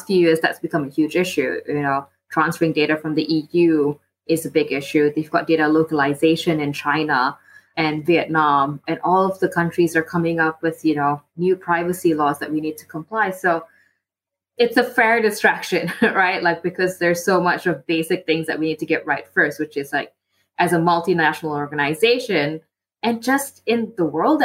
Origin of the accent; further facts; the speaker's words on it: Malaysia; also born or lived in Singapore; now in London, United Kingdom; I live in London. I'm from Malaysia.